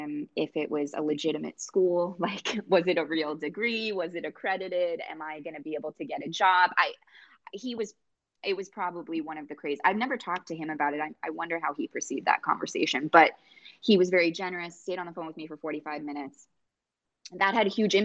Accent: New York, United States; I'm from New York

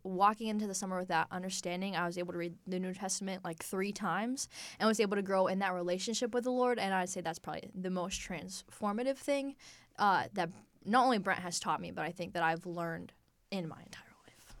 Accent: Johnstown, Pennsylvania, United States; I'm from Johnstown, Pennsylvania

